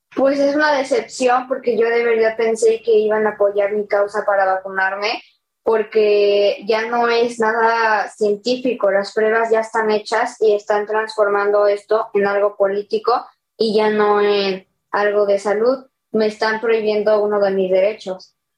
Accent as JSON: {"language": "Spanish", "town": "Xalapa", "region": "Veracruz", "country": "Mexico", "said": "de Jalapa, Veracruz."}